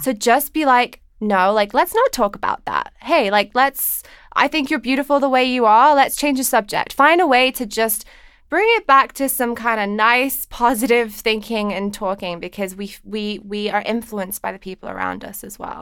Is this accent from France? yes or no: no; England, United Kingdom; moved away; I grew up in England